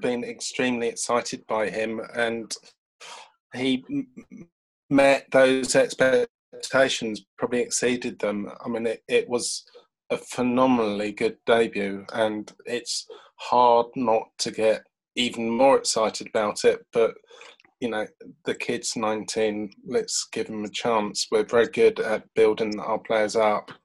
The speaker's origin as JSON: {"language": "English", "region": "London", "country": "United Kingdom", "moved": "yes", "lives_now": "Brighton, United Kingdom", "said": "I'm a Londoner, although I do live in Brighton, and I moved from London to Brighton 18 years ago now"}